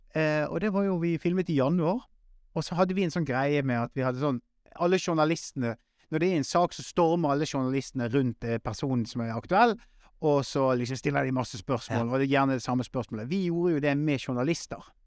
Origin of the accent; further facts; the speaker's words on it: Western Norway, Norway; now in Oslo, Norway; som vestlending